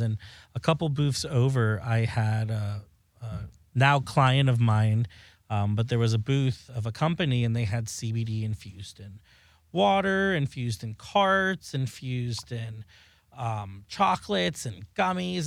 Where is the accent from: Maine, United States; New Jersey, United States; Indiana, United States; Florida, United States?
Florida, United States; South; now in Los Angeles, United States; I am from South Florida. I live in L A now